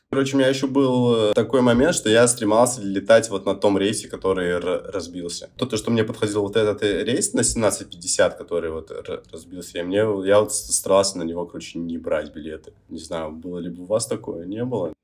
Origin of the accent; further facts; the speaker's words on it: Olenegorsk, Murmansk Oblast, Russia; я же сам из Оленегорска